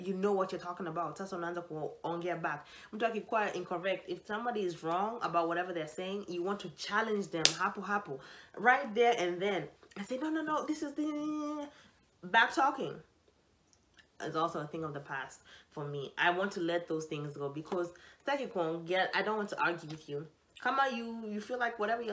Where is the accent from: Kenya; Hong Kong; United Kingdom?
Kenya; I'm Kenyan